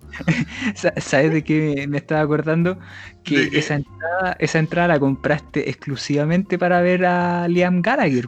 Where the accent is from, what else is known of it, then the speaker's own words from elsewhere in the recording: Chile; que es linda mi tierra.